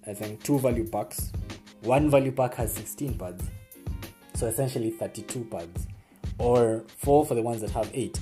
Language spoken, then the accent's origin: English; Kenya; As Kenyan men